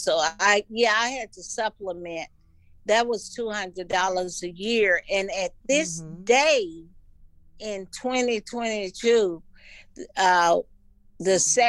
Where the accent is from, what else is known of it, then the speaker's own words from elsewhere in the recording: Taft, United States; My mother, and my father, you know, they taught me love. I grew up in Taft, and they taught me love.